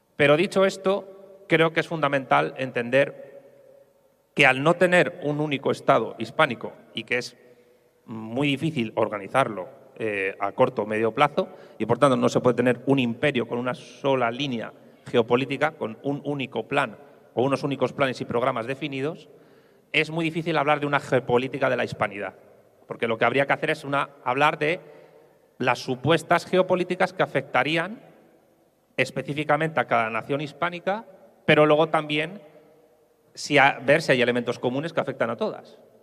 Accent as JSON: {"language": "Spanish", "town": "Madrid", "region": "Community of Madrid", "country": "Spain", "said": "yo como madrileño"}